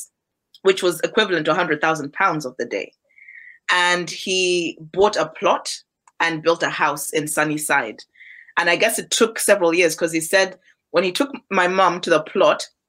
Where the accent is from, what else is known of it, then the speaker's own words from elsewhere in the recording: Malawi; I was born in Malawi.